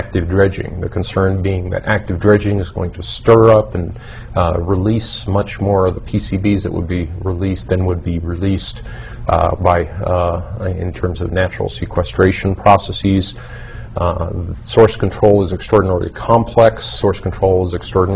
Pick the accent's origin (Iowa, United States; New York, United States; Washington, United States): New York, United States; I fished there as a child when I was raised in New York